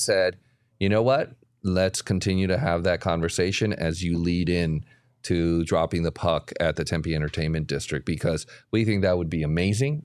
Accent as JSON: {"language": "English", "town": "Guadalajara", "region": "Jalisco", "country": "Mexico", "tie": "born or raised there", "moved": "yes", "said": "I was born in Guadalajara"}